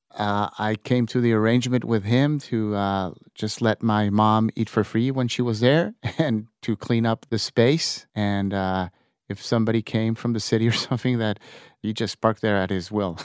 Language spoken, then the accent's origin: English; Tijuana, Baja California, Mexico; also born or lived in San Diego; I was born in San Diego, like you said. Uh, it's very, uh, common for my generation, seventy something, to be born in San Diego and, and being, uh, uh, raised in Tijuana.